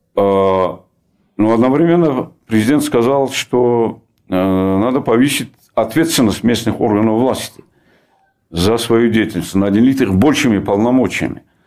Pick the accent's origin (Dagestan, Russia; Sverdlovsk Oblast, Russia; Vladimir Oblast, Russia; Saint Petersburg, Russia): Dagestan, Russia; в моем родном крае